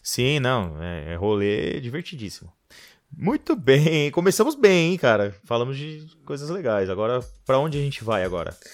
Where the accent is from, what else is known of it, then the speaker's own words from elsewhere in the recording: Brazil; eu nasci, eu nasci no Brasil erradamente. Eu, eu nasci no país errado